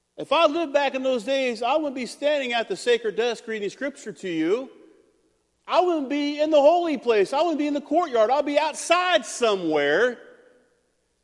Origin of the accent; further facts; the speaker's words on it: United States; I'm an American